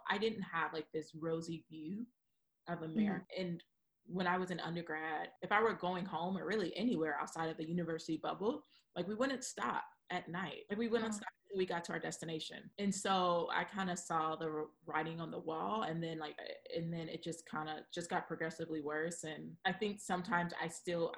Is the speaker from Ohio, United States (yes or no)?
yes; Ohio, United States; moved away; also born or lived in Washington, D.C. / New York City / San Diego / Tijuana; I'm from Ohio. I'm from the Midwest